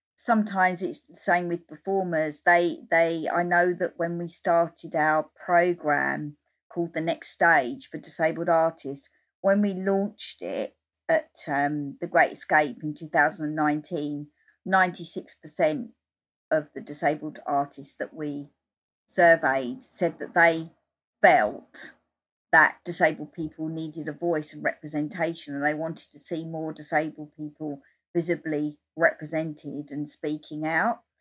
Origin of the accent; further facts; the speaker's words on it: Essex, East of England, United Kingdom; also born or lived in London; since I was thirteen, I was travelling up from Essex to London to go to gigs